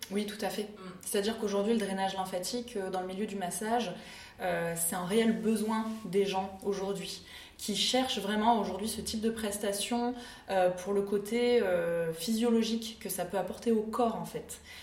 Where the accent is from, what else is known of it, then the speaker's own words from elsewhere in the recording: Clermont-Ferrand, Auvergne-Rhône-Alpes, France; J'ai grandi, euh, à Clermont-Ferrand.